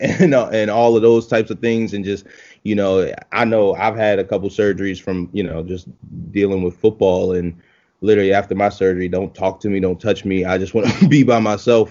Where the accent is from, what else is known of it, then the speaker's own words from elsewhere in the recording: Baltimore, Maryland, United States; moved away as an adult; also born or lived in Philadelphia, Pennsylvania; So I'm from Baltimore, Maryland, originally.